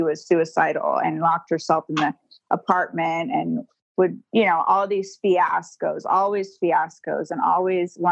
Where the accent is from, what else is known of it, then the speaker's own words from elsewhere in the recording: Alabama, United States; also born or lived in Santa Barbara, California; now in Southern California, United States; I was born in Santa Barbara, but when I was 2 and a half is when we joined the cult. And so they moved us all to Alabama.